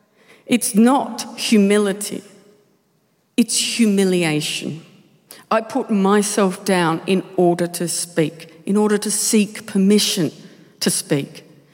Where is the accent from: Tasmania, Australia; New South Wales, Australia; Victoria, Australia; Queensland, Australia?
Tasmania, Australia; I'm from Tasmania. Lovely place, famous for a lot of things. Potatoes.